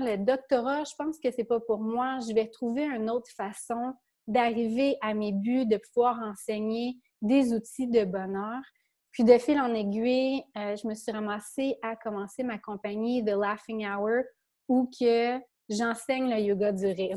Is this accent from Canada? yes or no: yes; a small village in Quebec, Canada; je viens d'un petit village, moi, au Québec